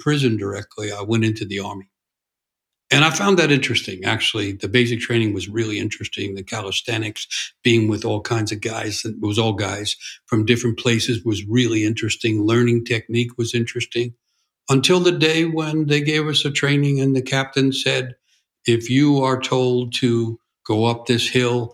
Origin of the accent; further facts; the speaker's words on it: New York City, New York, United States; I grew up in New York City in what was called a blue-collar